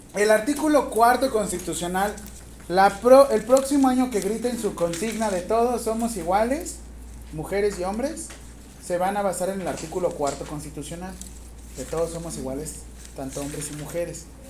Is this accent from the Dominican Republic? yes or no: no; Mexico; ¿Cuántos millones de mexicanos somos?